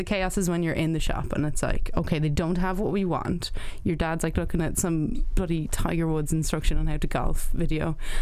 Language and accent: English; Ireland; I'm Irish